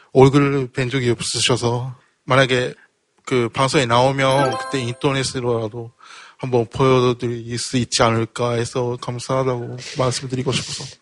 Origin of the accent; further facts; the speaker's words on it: Hokkaido, Japan; Korean is a second language; now in South Korea; 일본 홋카이도에서 온